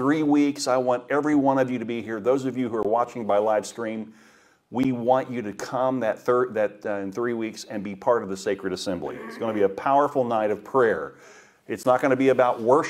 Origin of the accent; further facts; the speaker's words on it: Daytona Beach, Florida, United States; When I grew up in Daytona Beach, and my paper route was along the river